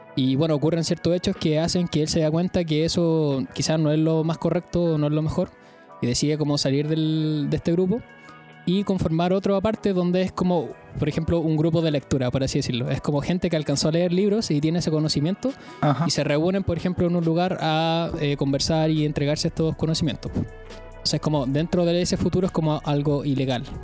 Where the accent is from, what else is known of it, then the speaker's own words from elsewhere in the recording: Chile; como chileno